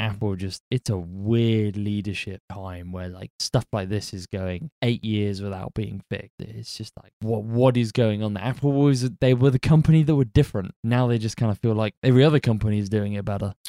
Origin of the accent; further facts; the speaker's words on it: United Kingdom; I'm British